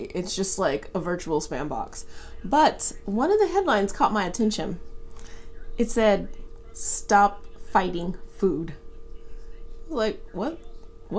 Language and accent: English; Atlanta, Georgia, United States; now in Seattle, United States; I grew up in Atlanta